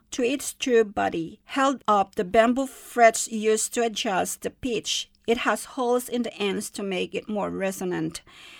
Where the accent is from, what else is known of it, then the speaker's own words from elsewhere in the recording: Luzon, Philippines; I'm talking to you today about the traditional music of my hometown on the island of Luzon in the Philippines.